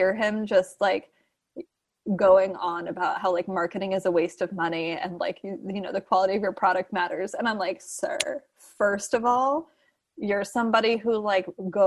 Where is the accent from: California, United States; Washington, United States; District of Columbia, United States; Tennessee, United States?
California, United States; Southern; also born or lived in San Francisco; I'm from Southern California